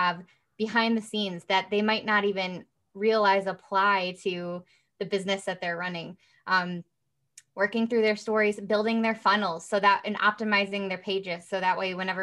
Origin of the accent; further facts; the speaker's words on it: Midwest, United States; also born or lived in Rockford, Illinois; I am from the Midwest